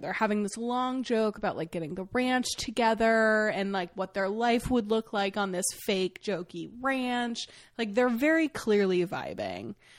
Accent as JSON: {"language": "English", "region": "Maine", "country": "United States", "tie": "born or raised there", "said": "I grew up in Maine"}